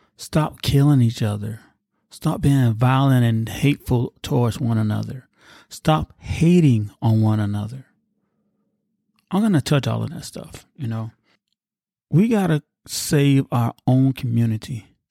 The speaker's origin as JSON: {"language": "English", "country": "United States"}